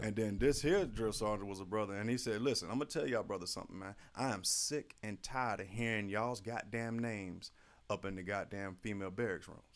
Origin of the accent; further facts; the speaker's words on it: St. Petersburg, Florida, United States; I'm from Florida